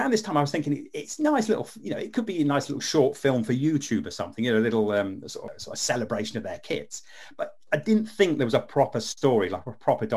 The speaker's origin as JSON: {"language": "English", "town": "Leicester", "region": "East Midlands", "country": "United Kingdom", "tie": "born or raised there", "also_born_or_lived": "Wigston", "said": "I'm actually from Leicester. And when I was a kid, we used to live in Wigston"}